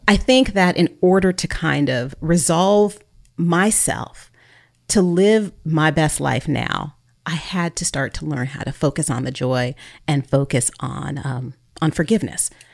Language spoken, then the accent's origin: English; Bay Area, California, United States; also born or lived in North Texas; now in Texas, United States; I was born and raised in the Bay Area